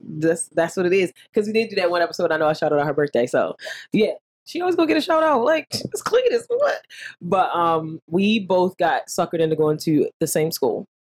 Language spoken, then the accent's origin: English; Philadelphia, Pennsylvania, United States; moved away; I'm from Philly.